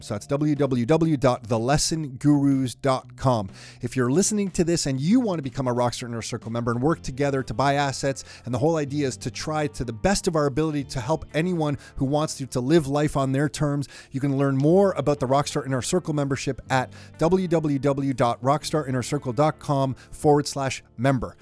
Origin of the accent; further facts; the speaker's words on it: Mississauga, Ontario, Canada; also born or lived in Toronto; born in Toronto, raised in Mississauga